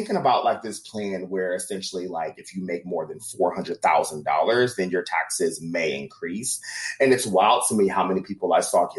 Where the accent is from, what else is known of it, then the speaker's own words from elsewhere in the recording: Midwest, United States; as a Midwesterner